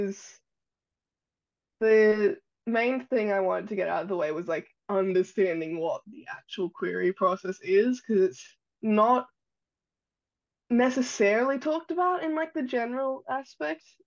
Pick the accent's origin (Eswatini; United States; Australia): Australia; born or raised there